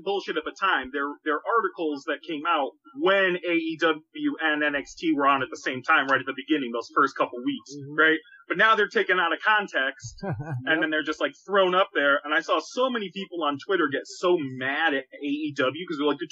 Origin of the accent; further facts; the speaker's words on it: Boston, Massachusetts, United States; now in Chicago, United States; I'm in Chicago now, but I'm originally from New England and Boston